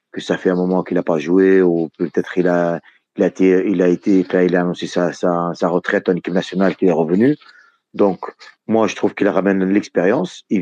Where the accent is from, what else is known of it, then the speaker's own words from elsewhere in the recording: Tunisia; voilà, je suis tunisien comme la majorité qui sont ici.